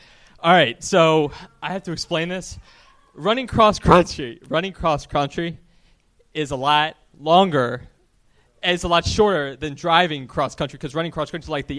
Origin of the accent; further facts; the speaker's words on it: Timonium, Maryland, United States; moved away as an adult; now in Los Angeles, United States; In Maryland. I'm basically right outside of Baltimore, Timonium area.